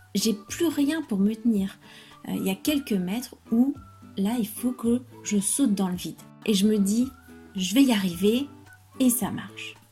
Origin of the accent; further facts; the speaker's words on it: France; je suis française